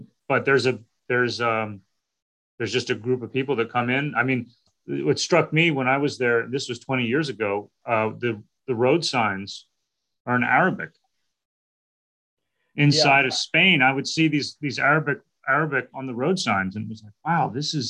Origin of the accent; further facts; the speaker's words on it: Baltimore, Maryland, United States; my hometown of Baltimore